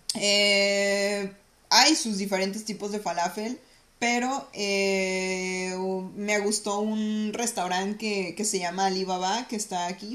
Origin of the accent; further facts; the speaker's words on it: Mexico; moved away as an adult; now in Toronto, Canada; nosotras somos mexicanas especiales